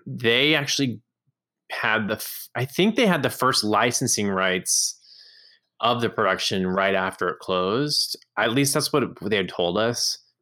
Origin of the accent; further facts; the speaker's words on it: Orange, Texas, United States; my hometown of Orange, Texas